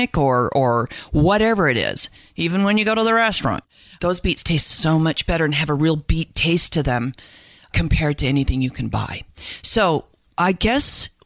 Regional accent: Salt Lake City, Utah, United States; now in Idaho, United States; I grew up in Salt Lake City

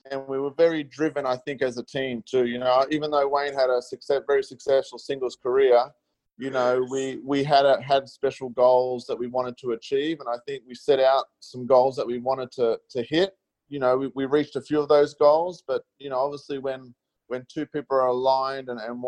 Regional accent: Melbourne, Victoria, Australia; I grew up in Melbourne and played a lot on early days on undercard.

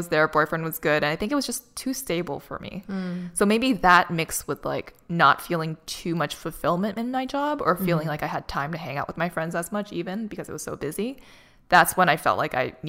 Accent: Boston, Massachusetts, United States; moved away as an adult; now in Los Angeles, United States; when I was in Boston, which is my hometown, it was very complacent. Like everything was just super stable. I was living at home still

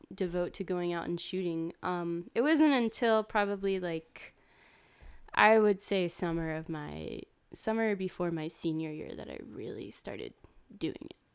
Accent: Winston-Salem, North Carolina, United States; I'm from Winston-Salem, which is, like, twenty, thirty minutes away from Greensboro.

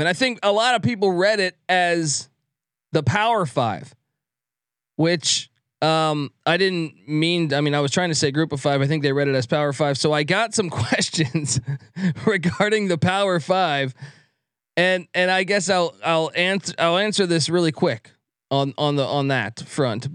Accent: East Coast, United States; I grew up on the East Coast

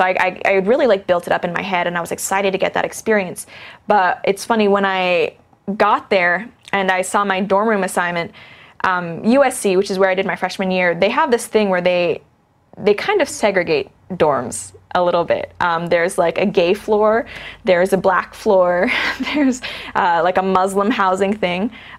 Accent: Hong Kong; moved away as an adult; also born or lived in Canada / Shanghai / Singapore / London; now in United States; I am half Chinese. My father is from Hong Kong. I was born in Canada, but when I was only a few months old, moved to Hong Kong, and that's really where I grew up.

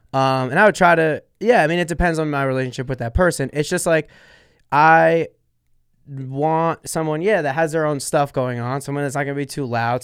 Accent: Sayreville, New Jersey, United States; Sayreville, which is my hometown, Sayreville, New Jersey

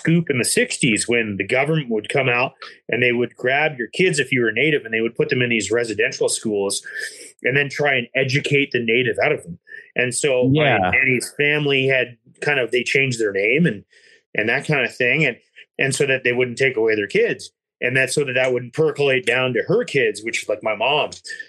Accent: Ontario, Canada; And I don't know much about it in Alberta or BC because I grew up in Ontario

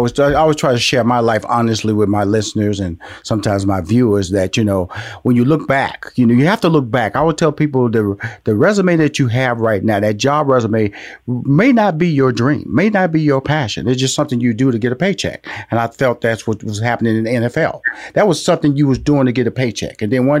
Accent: Houston, Texas, United States; I'm from Houston, Texas. So I was born and raised in the big state of Texas and have traveled all over this country.

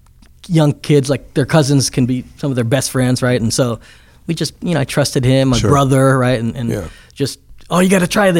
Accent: Downey, California, United States; also born or lived in Luanshya, Zambia / Fontana, California; then we moved from Downey to Fontana.

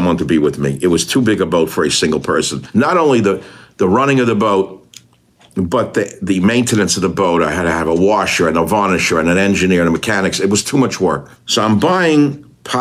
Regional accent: New York, United States; moved away as an adult; also born or lived in Hawaii; I come from New York

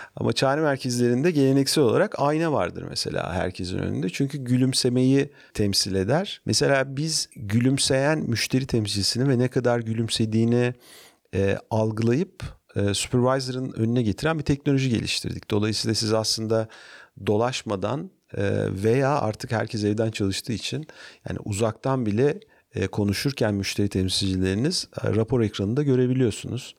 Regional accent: Ankara, Turkey; moved away as an adult; now in Istanbul, Turkey; 1968 yılında Ankara'da doğdum. E, ilkokul, ortaokul, lise, üniversiteyi Ankara'da bitirdim.

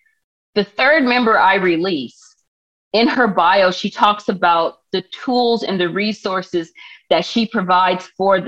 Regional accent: Palmdale, California, United States; And I did take him to one protest that was dear to me in my hometown of Palmdale, but I couldn't take him to all the ones out here in LA.

